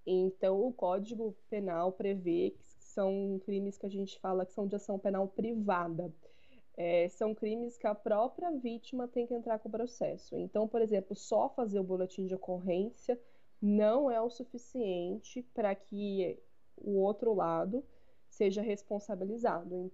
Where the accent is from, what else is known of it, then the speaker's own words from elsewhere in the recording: São Paulo, Brazil; Bom, é, eu vou falar de São Paulo, porque eu sou de São Paulo